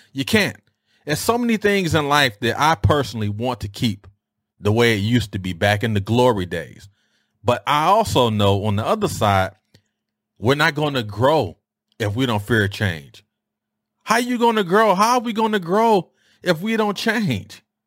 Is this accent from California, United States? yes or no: no; Detroit, Michigan, United States; how we used to dress growing up in Detroit